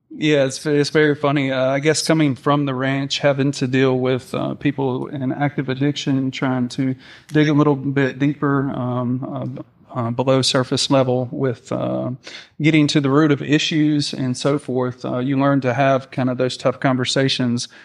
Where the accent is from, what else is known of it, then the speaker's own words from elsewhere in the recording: Alabama, United States; now in Mississippi, United States; I was raised in Alabama, um, by my two wonderful parents